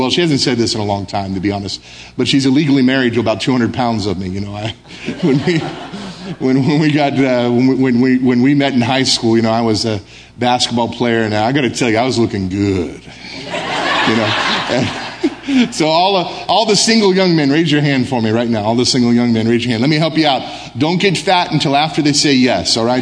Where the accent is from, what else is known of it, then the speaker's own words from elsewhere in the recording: United States; moved away as an adult; now in Brussels, Belgium; I'm American. I'm proud to be American.